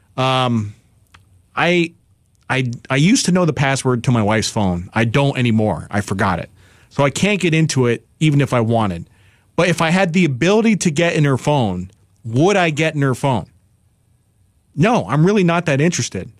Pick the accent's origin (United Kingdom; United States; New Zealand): United States; New York; I'm from New York